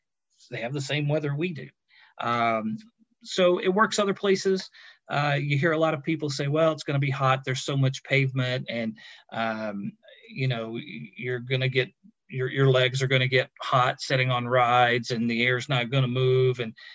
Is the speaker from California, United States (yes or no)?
no; Kentucky, United States; now in Pennsylvania, United States; I'm from Kentucky originally